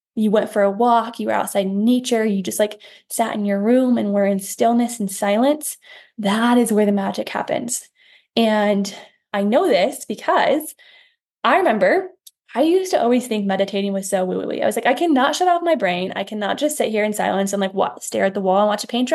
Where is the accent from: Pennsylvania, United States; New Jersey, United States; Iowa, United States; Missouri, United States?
Iowa, United States; I'm from Iowa, we have a farm town.